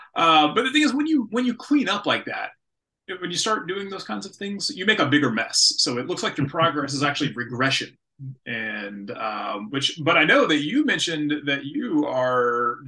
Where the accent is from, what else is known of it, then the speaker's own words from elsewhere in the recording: the South, United States; I'm from the South